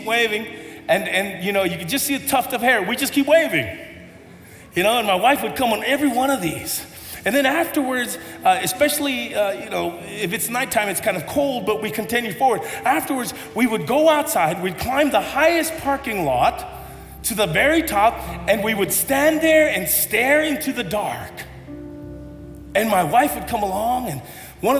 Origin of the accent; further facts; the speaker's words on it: United States; I'm pretty Tongan, but I grew up here in America.